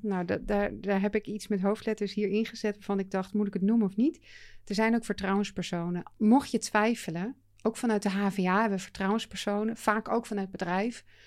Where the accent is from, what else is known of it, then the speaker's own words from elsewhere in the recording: Netherlands; we wel als Nederlanders